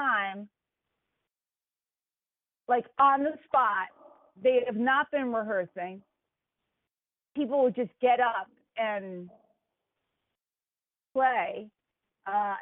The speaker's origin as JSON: {"language": "English", "country": "United States", "tie": "born or raised there", "also_born_or_lived": "Boston", "moved": "as an adult", "said": "growing up near New York City"}